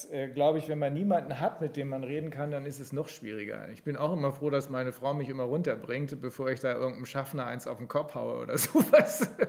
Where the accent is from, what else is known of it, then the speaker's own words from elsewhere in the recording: Bremen, Germany; ich komme äh, nicht aus Göttingen, aber da arbeite ich, ich komme aus Bremen